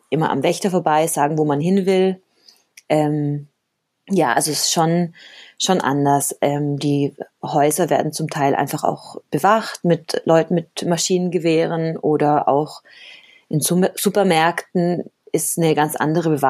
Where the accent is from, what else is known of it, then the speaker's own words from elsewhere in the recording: Cali, Valle del Cauca, Colombia; also born or lived in Germany; aber ich bin gar keine Kolumbianerin, also ich bin tatsächlich in Deutschland geboren und auch Deutsche, aber dann eben in Kolumbien aufgewachsen.